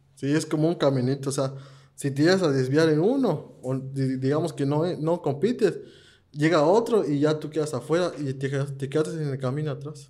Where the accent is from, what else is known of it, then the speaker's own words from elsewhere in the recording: Campeche, Mexico; yo soy de Campeche